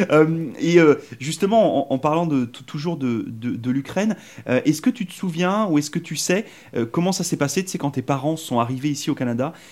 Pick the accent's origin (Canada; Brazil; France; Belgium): France; moi, je suis arrivé de France et euh, j'habitais complètement à, l'ouest de la France.